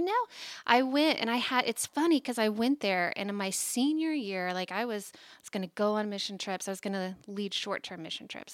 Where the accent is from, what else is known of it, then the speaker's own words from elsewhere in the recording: Tulsa, Oklahoma, United States; moved away as an adult; I was born and raised in Tulsa, Oklahoma